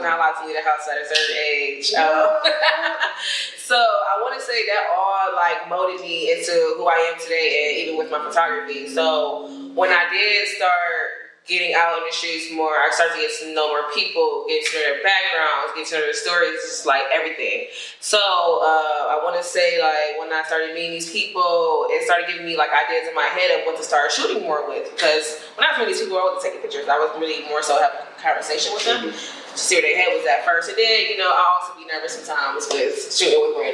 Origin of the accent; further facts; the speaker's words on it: Maple Heights, Ohio, United States; also born or lived in Cleveland, Ohio; I'm from Maple Heights